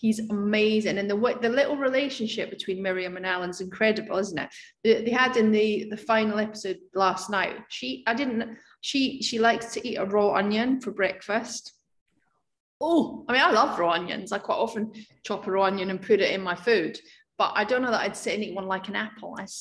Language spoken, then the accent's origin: English; Scotland, United Kingdom; moved away; also born or lived in Edinburgh; my hometown where I grew up